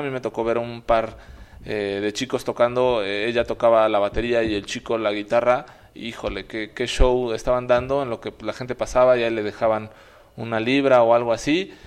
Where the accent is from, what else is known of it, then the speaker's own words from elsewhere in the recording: Mexico; cuando les decíamos que éramos mexicanos